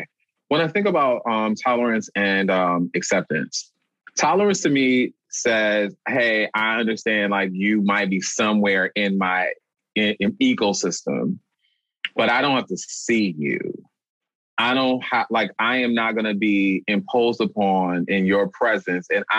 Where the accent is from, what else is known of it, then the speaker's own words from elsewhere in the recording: New Orleans, Louisiana, United States; now in Boston, United States; I'm from New Orleans, Louisiana